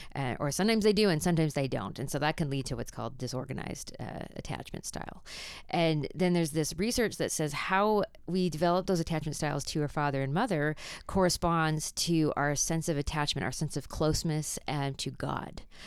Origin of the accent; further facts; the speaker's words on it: Canada; accent: Canadian; my Canadian accent